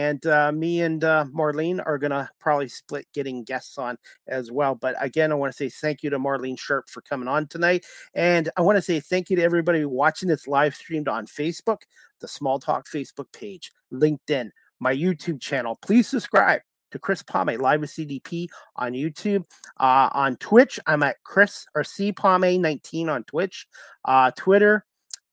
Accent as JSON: {"language": "English", "region": "Ontario", "country": "Canada", "said": "being from Ontario"}